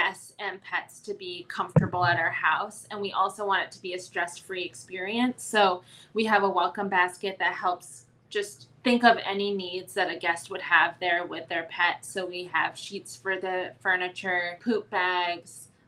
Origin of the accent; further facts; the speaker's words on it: Maine, United States; moved away as an adult; now in Columbus, United States; I am originally from Maine and relocated to Columbus for work